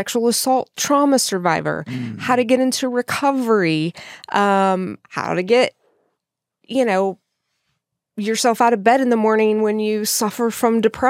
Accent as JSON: {"language": "English", "region": "Texas", "country": "United States", "said": "I'm from West Texas."}